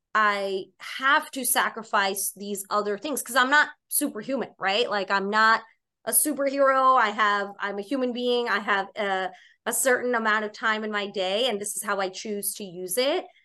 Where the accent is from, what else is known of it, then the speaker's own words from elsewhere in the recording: New York City, New York, United States; also born or lived in Boston; I'm born and raised in Staten Island, New York